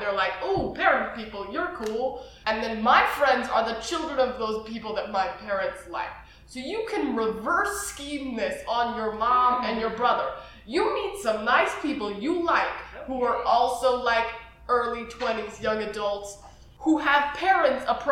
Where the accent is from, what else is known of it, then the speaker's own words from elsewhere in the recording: Midwest, United States; I'm from the Midwest